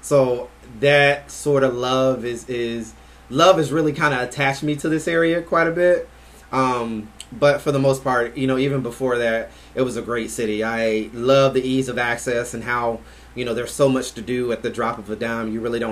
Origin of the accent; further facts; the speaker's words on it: Albany, Georgia, United States; also born or lived in Jacksonville; now in Orlando, United States; yeah, I'm from Georgia originally, Albany, Georgia originally.